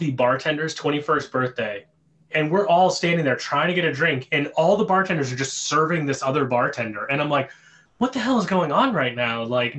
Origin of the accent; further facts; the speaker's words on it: Pittsburgh, Pennsylvania, United States; I grew up in the South Hills of Pittsburgh